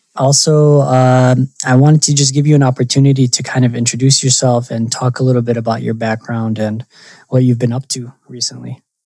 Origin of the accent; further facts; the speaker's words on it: Michigan, United States; I'm from Michigan